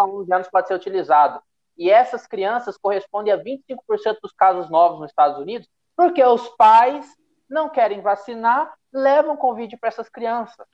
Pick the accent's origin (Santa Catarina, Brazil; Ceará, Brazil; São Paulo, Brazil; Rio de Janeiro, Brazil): São Paulo, Brazil; Paulista; como paulista